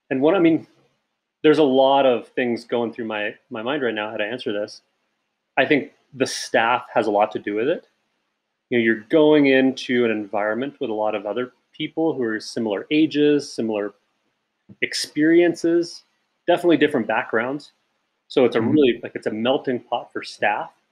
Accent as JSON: {"language": "English", "area": "Pacific Northwest", "region": "Washington", "country": "United States", "tie": "born or raised there", "also_born_or_lived": "Yosemite, California", "moved": "as an adult", "said": "I grew up in the Pacific Northwest, coastal tidewaters"}